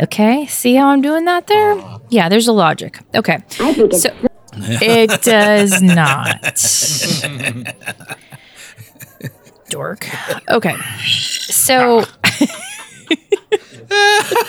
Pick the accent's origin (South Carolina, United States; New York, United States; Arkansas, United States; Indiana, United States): New York, United States; near Poughkeepsie; I grew up near Poughkeepsie, so I would go there a lot as a kid